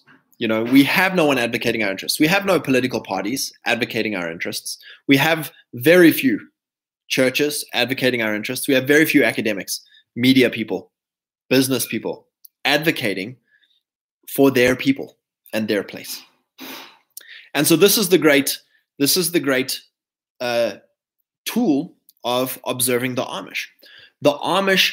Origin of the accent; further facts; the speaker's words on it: South Africa; I'm not South African